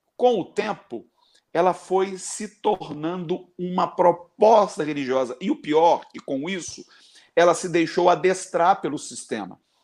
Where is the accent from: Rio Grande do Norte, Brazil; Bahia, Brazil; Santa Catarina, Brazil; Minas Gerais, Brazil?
Minas Gerais, Brazil; Barbacena; Quando eu era criança, lá em Barbacena